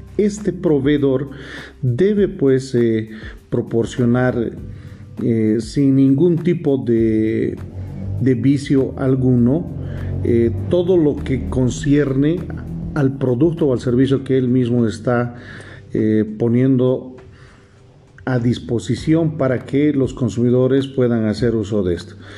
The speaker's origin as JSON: {"language": "Spanish", "country": "Bolivia", "said": "como bolivianos"}